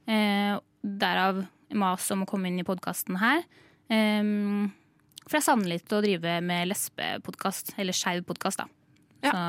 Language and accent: Norwegian; Sande, Vestfold, Norway; er fra Sande i Vestfold. Jeg er fra Vestfold.